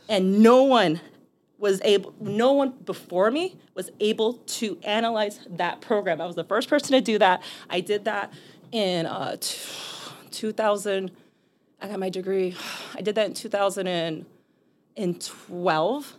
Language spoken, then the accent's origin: English; Boston, Massachusetts, United States; also born or lived in Miami / New York City; now in Chicago, United States; I grew up in Boston.